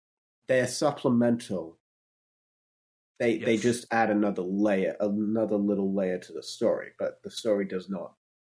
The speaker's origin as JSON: {"language": "English", "country": "Australia", "said": "Yeah, I'm Australian. They basically speak in my language."}